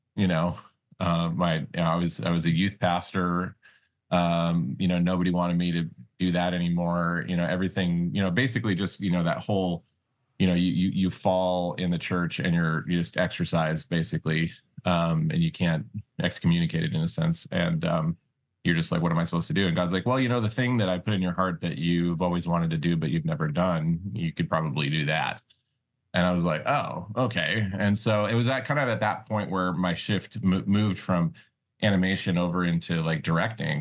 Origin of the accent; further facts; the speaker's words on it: Montana, United States; also born or lived in Las Vegas, Nevada; I was born in Vegas, but then my mom and dad moved us out to, you know, Montana, uh, when Vegas started getting crazy back in the late eighties